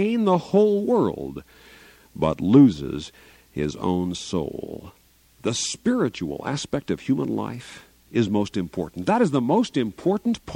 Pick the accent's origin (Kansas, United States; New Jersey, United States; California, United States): Kansas, United States; Garden City; moved away; I'm from southwest Kansas, Garden City, near Dodge City, Kansas, born and reared there